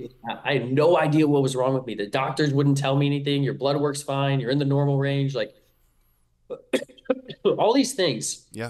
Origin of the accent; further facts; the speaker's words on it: King of Prussia, Pennsylvania, United States; also born or lived in Salisbury, Maryland; Yeah, so I was born in Salisbury, Maryland. I stayed there for about 2 or 3 years, and then I soon moved to King of Prussia, Pennsylvania.